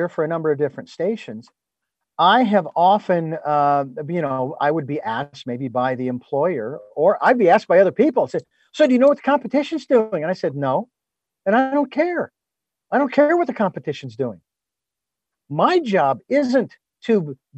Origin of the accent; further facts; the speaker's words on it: United States; I'm an American and I live in America